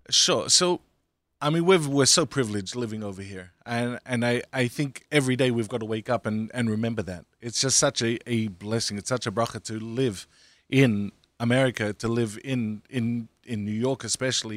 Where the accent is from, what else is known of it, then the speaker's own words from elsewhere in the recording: Australia; now in United States; I grew up in Australia